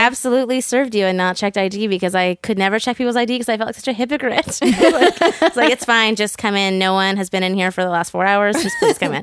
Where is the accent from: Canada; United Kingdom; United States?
Canada; Burnaby, British Columbia; This was in Burnaby, so I grew up in North Burnaby.